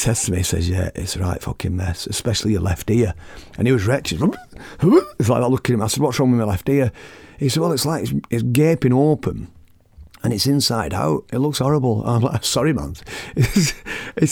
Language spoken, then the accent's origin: English; Oldham, North West England, United Kingdom; I was brought up in Oldham